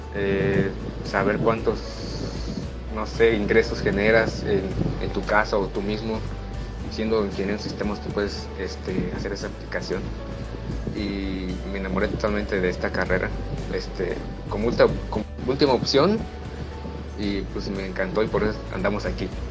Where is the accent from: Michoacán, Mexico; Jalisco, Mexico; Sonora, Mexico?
Michoacán, Mexico; Huetamo; soy de Huetamo, nací aquí en Huetamo.